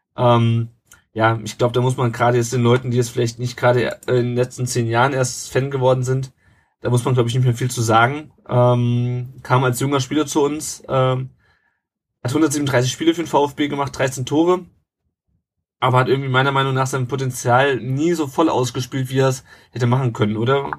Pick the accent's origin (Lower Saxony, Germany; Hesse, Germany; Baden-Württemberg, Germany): Hesse, Germany; Rhine-Main area; Der Tom und ich, wir kommen ja beide hier aus dem Rhein-Main-Gebiet